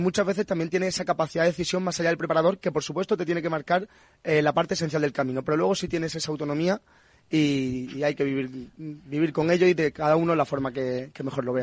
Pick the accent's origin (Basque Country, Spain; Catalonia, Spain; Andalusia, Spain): Andalusia, Spain; Punta Umbría; moved away as an adult; now in Madrid, Spain; yo soy de Puntombría, de Huelva